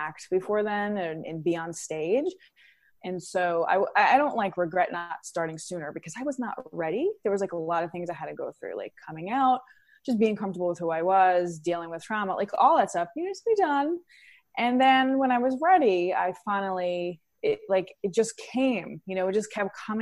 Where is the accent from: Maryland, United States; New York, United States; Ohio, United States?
New York, United States; New York City; I grew up in Queens, New York, in an Italian-American family